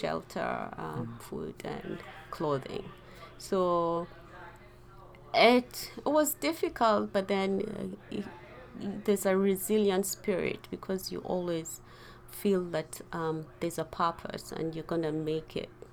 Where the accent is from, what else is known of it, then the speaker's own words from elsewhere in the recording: Kenya; also born or lived in Uganda; we grew up as refugees in Kenya